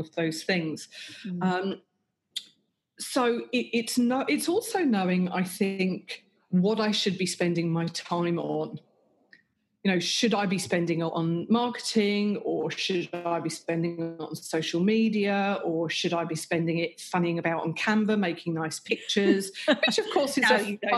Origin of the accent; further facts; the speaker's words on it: England, United Kingdom; moved away as an adult; now in Australia; I grew up and lived in England